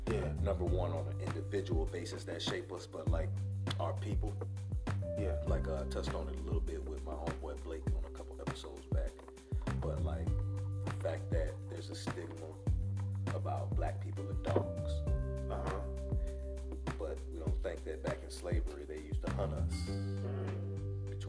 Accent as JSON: {"language": "English", "town": "Queens", "region": "New York", "country": "United States", "said": "See, I'm from"}